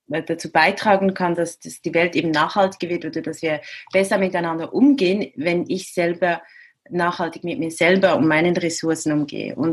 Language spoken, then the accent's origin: German; Central Switzerland, Switzerland; Also ich habe ich bin in der Innenschweiz aufgewachsen, habe Freunde ein bisschen überall in der Schweiz, ein bisschen in Frankreich